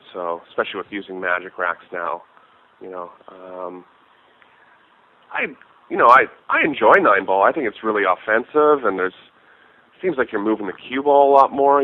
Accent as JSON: {"language": "English", "country": "Canada", "said": "it's one of the perks of being Canadian."}